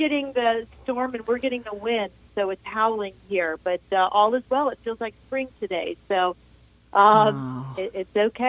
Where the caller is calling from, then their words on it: Charlotte, North Carolina, United States; I'm calling from Charlotte, North Carolina.